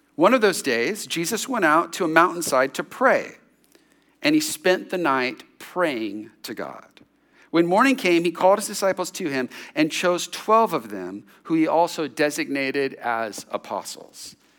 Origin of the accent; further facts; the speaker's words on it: San Jose, California, United States; when I was sixteen, seventeen years old, growing up in San Jose, in the suburbs